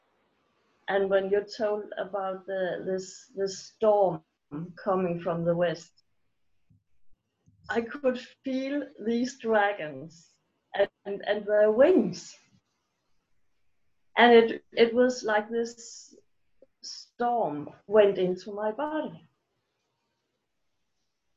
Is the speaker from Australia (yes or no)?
no; Denmark; I'm from Denmark